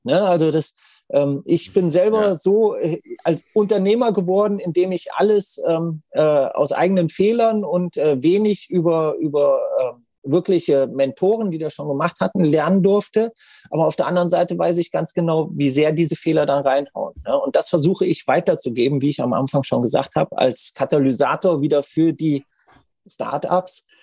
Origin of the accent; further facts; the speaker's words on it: Hesse, Germany; also born or lived in Frankfurt; ich habe zehn Jahre in Frankfurt gewohnt, ich bin geborener Hesse